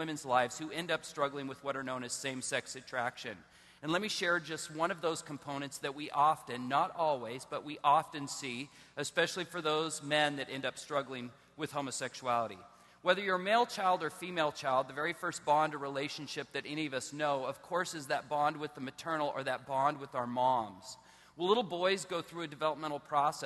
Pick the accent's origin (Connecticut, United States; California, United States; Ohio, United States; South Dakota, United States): California, United States; Southern; I was born in Southern California. I was raised in a Christian home